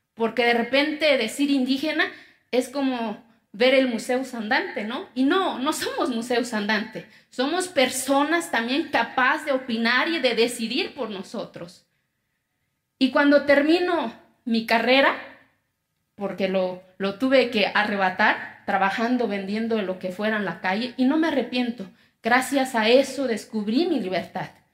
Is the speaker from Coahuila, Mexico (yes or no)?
no; Quiegolán, Oaxaca, Mexico; first language Zapotec; Spanish is a second language; moved away; Yo vengo de una comunidad que se llama Quiegolán, de los 570 municipios que tiene mi estado. Soy indígena, mi lengua materna es el zapoteco.